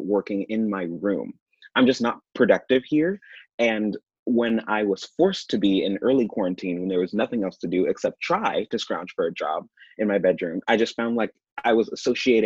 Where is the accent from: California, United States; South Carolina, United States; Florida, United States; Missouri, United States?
Missouri, United States; Kansas City; also born or lived in Raytown, Missouri; born and raised here and didn't leave until I went to school at K-State.